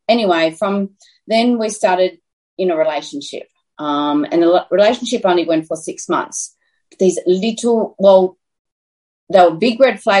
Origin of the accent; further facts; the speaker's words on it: Dimboola, Victoria, Australia; moved away as an adult; also born or lived in Brisbane; now in Horsham, Australia; I was actually born and bred in Dimboola